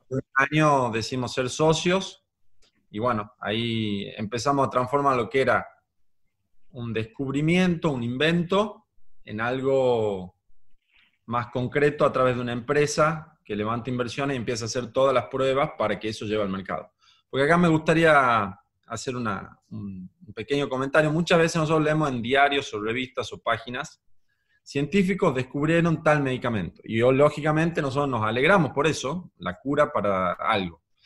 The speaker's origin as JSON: {"language": "Spanish", "region": "Tucumán", "country": "Argentina", "said": "soy de Tucumán"}